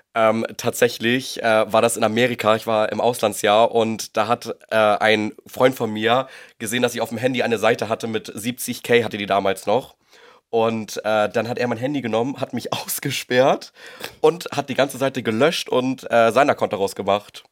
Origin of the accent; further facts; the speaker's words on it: Husum, Schleswig-Holstein, Germany; moved away as an adult; also born or lived in Los Angeles; now in Hamburg, Germany; ich komme eigentlich ursprünglich aus Husum, bin jetzt nach Hamburg gezogen wegen meiner Ausbildung damals